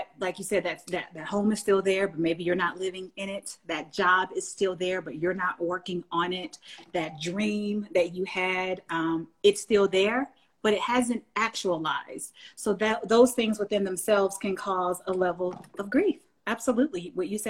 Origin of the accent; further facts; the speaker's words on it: the South, United States; I'm from the South. So we say ain't no's and that ain't and this